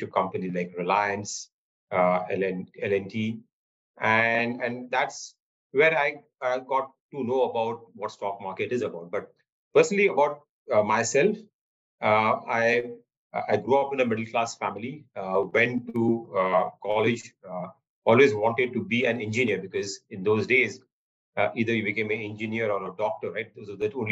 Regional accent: Mumbai, Maharashtra, India; Mumbai, I was born and brought up in Mumbai, in Bandra

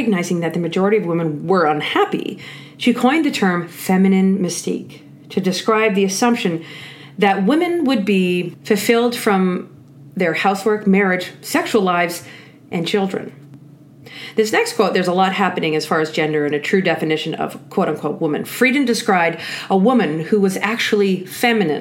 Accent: Canada; I'm Canadian. And as Canadians, we are famous for saying sorry

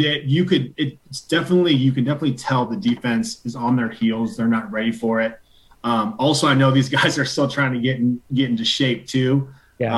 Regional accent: Spokane, Washington, United States; also born or lived in Ellensburg; I was born in Spokane

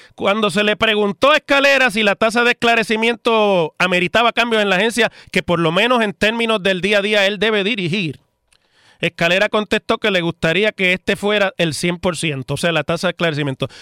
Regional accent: Puerto Rico

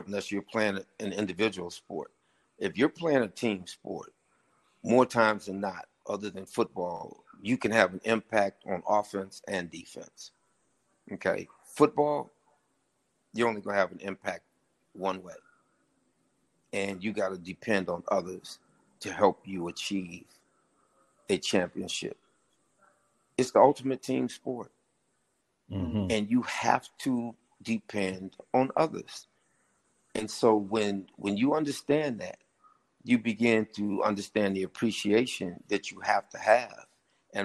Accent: Santa Monica, California, United States; moved away as an adult; also born or lived in Los Angeles, California; now in Jackson, United States; growing up in Santa Monica, California, I grew up in a very diverse neighborhood

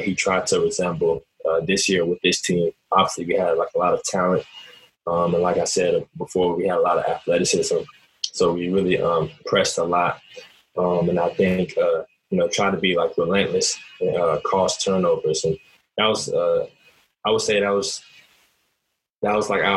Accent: Germantown, Maryland, United States; moved away as an adult; also born or lived in Florida / Louisiana; I'm a dude from Germantown

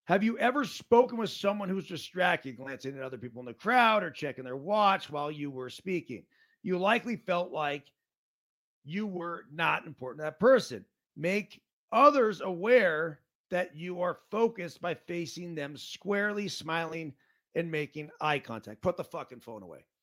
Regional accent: Truckee, California, United States; Bob from Pittsburgh. … from Truckee.

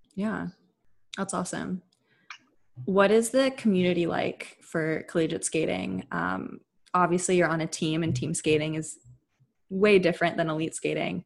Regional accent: Bay Area, California, United States; we're both from the Bay Area. We grew up skating around each other.

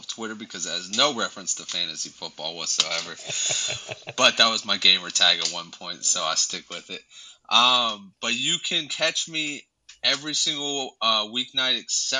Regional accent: California, United States; I'm also from California, so stoked is like born into

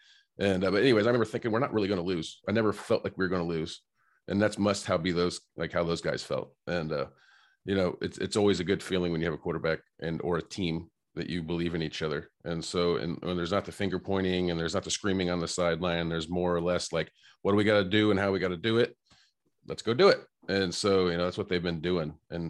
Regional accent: Indiana, United States; I'm from Indiana. We're from Indiana.

